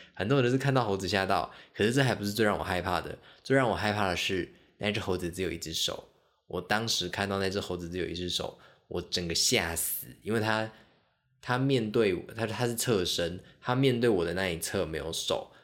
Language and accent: Chinese; Kaohsiung, Taiwan; also born or lived in Xiaoliuqiu, Pingtung County / Pingtung; 小时候在高雄